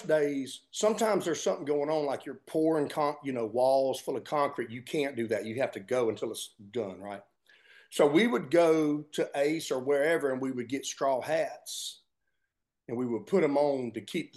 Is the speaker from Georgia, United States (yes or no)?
yes; Georgia, United States; growing up in Georgia